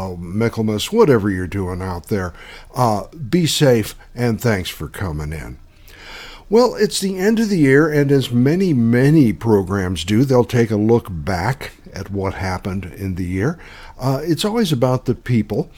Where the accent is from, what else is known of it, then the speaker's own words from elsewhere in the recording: Los Angeles, California, United States; I grew up in the Los Angeles area